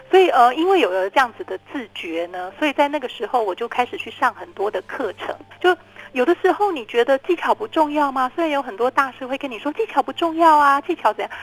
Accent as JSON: {"language": "Chinese", "country": "Taiwan", "tie": "born or raised there", "said": "就是因为我们都在台湾长大的"}